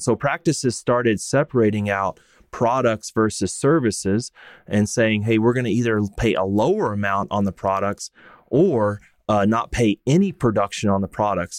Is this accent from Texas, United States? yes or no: yes; Texas, United States; I grew up and practiced in Texas